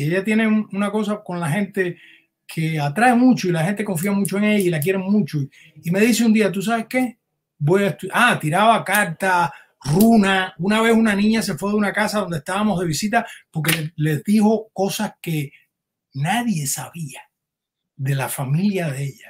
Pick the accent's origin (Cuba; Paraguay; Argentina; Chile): Cuba; Camagüey; moved away as an adult; also born or lived in Havana, Cuba / Miami, United States; now in United States; yo soy camagüeyano